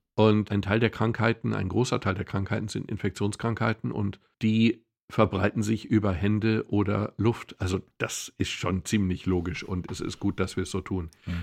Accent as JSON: {"language": "German", "region": "Swabia", "country": "Germany", "said": "Ich komme aus dem Schwäbischen"}